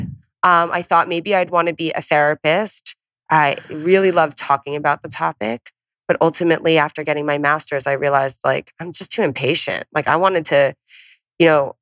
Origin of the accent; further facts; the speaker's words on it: Long Island, New York, United States; moved away as an adult; also born or lived in St. Louis; I'm from Long Island.